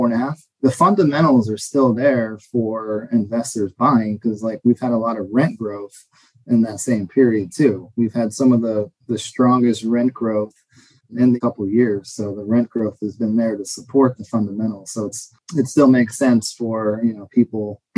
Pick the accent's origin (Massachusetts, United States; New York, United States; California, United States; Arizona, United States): Arizona, United States; Phoenix; I was born and raised in Phoenix. So Central Phoenix